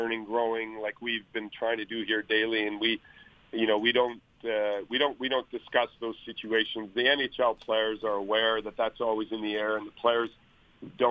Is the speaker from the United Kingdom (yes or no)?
no; Winnipeg, Manitoba, Canada; moved away; Winnipeg, my hometown where I was born